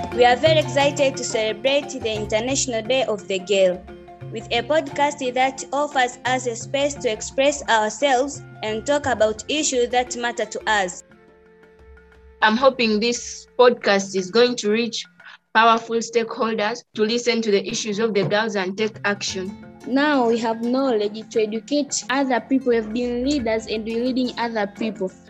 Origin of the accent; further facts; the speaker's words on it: Rwanda; I'm from Rwanda